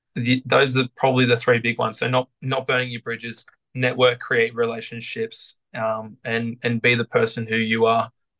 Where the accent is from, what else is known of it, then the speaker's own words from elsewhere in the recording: Sydney, New South Wales, Australia; now in Brisbane, Australia; You know, wanting to stay in Brisbane, basically, because I came from Sydney and this was only supposed to be a temporary thing for me.